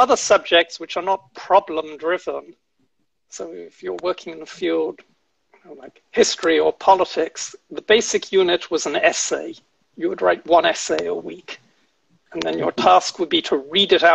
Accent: United Kingdom; moved away as an adult; also born or lived in Oxford; now in United States; as a British undergraduate.

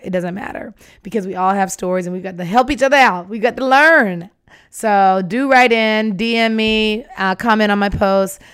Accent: Atlanta, Georgia, United States; I'm from Atlanta, Georgia

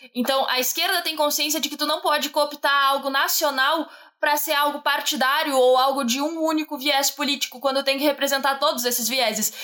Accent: Brazil; tenho orgulho de ser brasileira

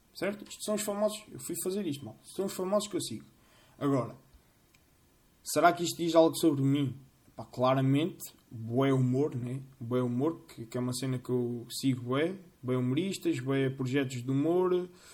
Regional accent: Centro, Portugal; Eu sou das Fontinhas

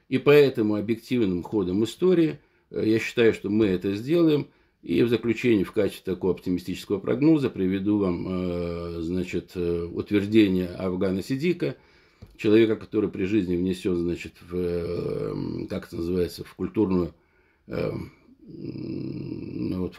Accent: Dagestan, Russia; несмотря на то, что я родом из Дагестана, он, как говорится, этнический армянин

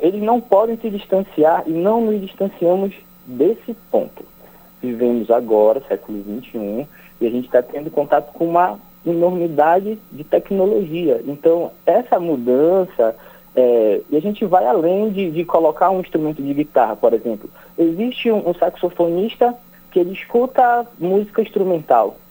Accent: Ananindeua, Pará, Brazil; o Grupo Estrela do Norte é um grupo aqui de Ananindeua, somos de Ananindeua

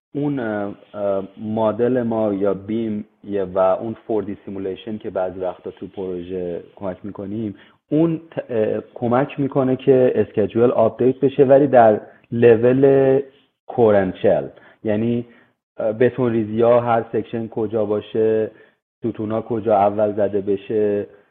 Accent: Iran; moved away; من خیلی تو ایران بزرگ شدم فارسیم خیلی خوبه

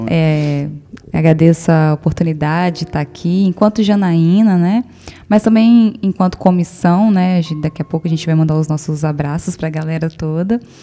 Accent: Brazil; a gente nasceu negro no Brasil

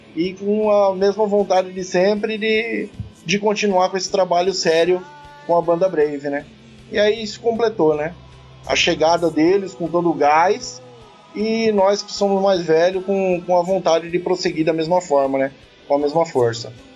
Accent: Sorocaba, São Paulo, Brazil; eu que sou de Sorocaba

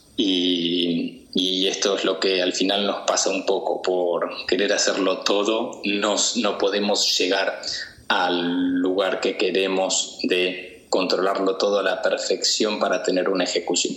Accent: Buenos Aires, Argentina; moved away as an adult; also born or lived in Madrid; now in Mallorca, Spain; yo me vine con 22 años de Buenos Aires, eh, ya trabajando en publicidad a Madrid

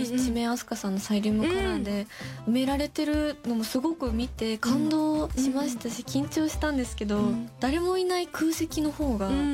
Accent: Tohoku, Japan; 地元の東北

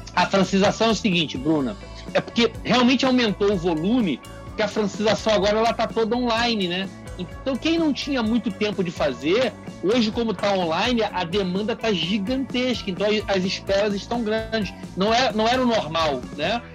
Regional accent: Rio de Janeiro, Brazil; moved away as an adult; also born or lived in Minas Gerais; now in Canada; eu sou do Rio

